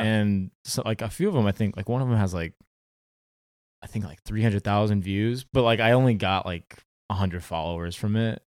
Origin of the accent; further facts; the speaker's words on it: Orange County, California, United States; Orange County, um, born and raised, still live in Orange County.